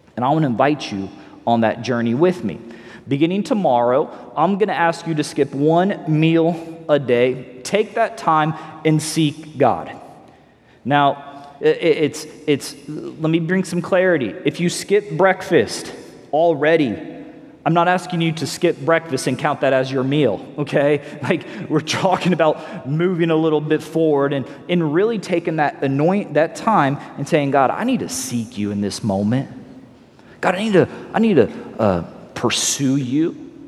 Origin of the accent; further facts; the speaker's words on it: Missouri, United States; also born or lived in Los Angeles, California; now in Southwest Florida, United States; I'm from Missouri, you know, originally born in Missouri